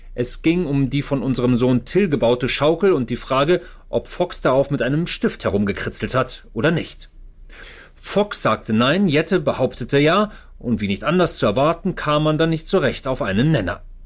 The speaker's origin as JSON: {"language": "German", "country": "Germany", "moved": "as an adult", "lives_now": "United States", "said": "wir als Deutsche"}